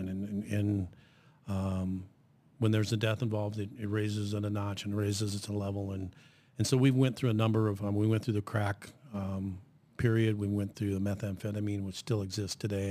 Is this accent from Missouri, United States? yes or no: no; Southeast Iowa, United States; moved away as an adult; also born or lived in Hastings, Nebraska; now in Lincoln, United States; I'm originally from Southeast Iowa